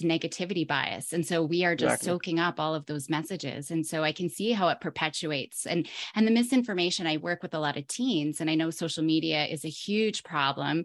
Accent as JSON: {"language": "English", "country": "Canada", "said": "I'm from Canada"}